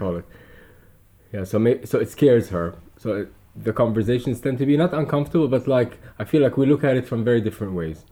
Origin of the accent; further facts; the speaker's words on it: Dubai, United Arab Emirates; growing up in Dubai